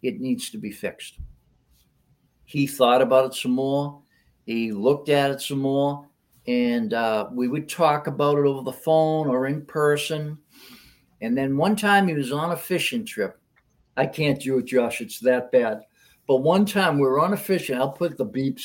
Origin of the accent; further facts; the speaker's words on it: Hanover, Massachusetts, United States; I was at Ellis Field in Hanover, my hometown